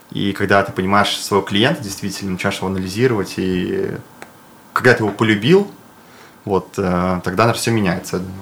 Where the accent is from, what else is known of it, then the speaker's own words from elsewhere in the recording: Ufa, Bashkortostan, Russia; они как бы гордятся, то, что я башкир, и это круто, вот. Я из Уфы.